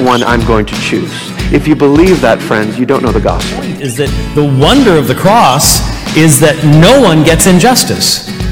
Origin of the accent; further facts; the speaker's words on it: Illinois, United States; I'm from Illinois.